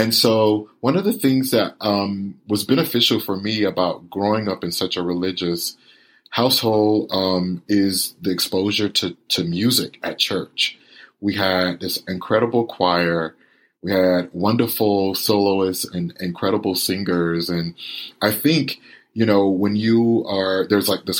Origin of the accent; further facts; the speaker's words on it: Winter Haven, Florida, United States; I was born and raised in Winter Haven, Florida, which is right between Orlando and Tampa, in a rural county called Polk County